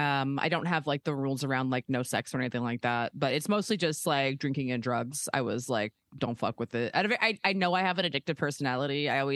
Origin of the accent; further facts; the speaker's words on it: Baltimore, Maryland, United States; now in Los Angeles, United States; I live in LA. I've been here for like 15 years. I'm like originally from Baltimore. I like went to college in Philly, but then I moved out to LA afterwards.